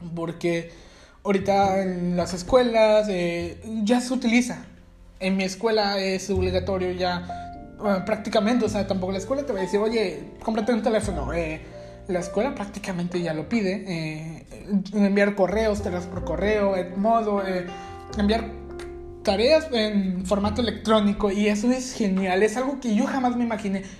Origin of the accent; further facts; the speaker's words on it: Mexico; aquí en mi país, en México